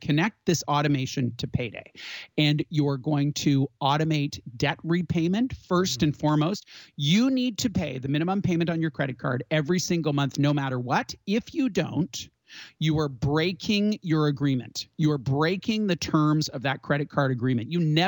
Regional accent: Canada; we're Canadian.

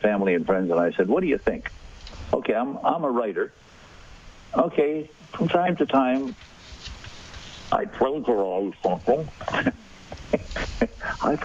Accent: Saskatchewan, Canada; I was born in Saskatchewan

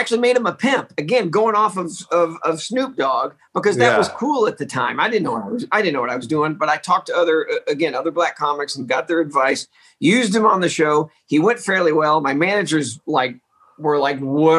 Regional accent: Texas, United States; I grew up in Texas.

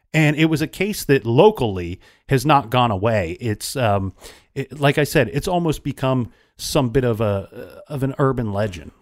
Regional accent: Ohio, United States; a girl my age in my home state

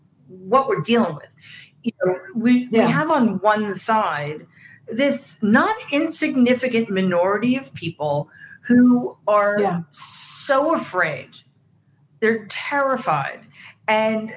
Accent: New York City, New York, United States; I grew up in Queens

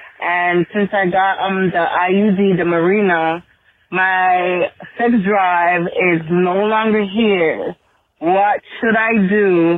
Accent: Jamaica; now in Louisiana, United States; I am calling from Louisiana, originally from Jamaica.

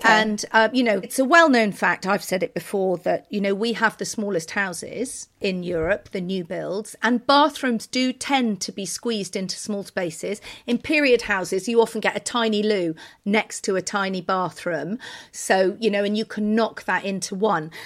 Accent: United Kingdom; now in Turin, Italy

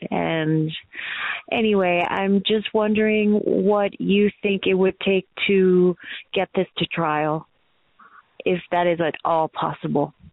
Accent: Colorado Springs, Colorado, United States; from Colorado Springs, Colorado.

